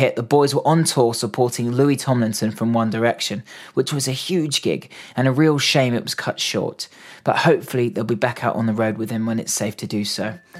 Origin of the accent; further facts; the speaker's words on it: Reading, South East England, United Kingdom; Today's guest is a brilliantly talented singer, songwriter, and musician from my hometown of Reading. We grew up together